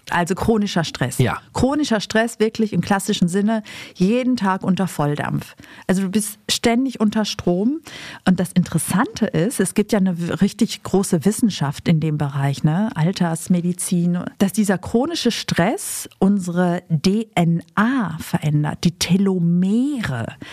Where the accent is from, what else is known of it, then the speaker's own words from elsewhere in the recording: Greece; Also ich habe einmal jetzt tatsächlich in meinem Griechenland ja ähm, Fisch gegessen